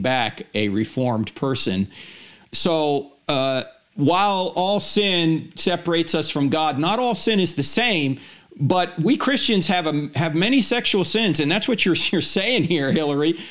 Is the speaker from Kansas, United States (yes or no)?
no; New Jersey, United States; moved away; I'm going back to my home state of New Jersey